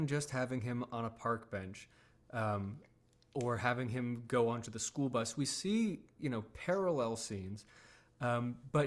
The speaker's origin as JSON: {"language": "English", "country": "United States", "tie": "born or raised there", "said": "I grew up in America"}